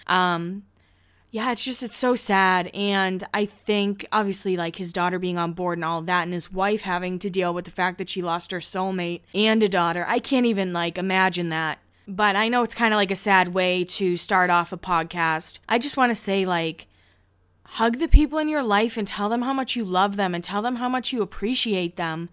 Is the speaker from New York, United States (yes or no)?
no; Boston, Massachusetts, United States; I grew up in Boston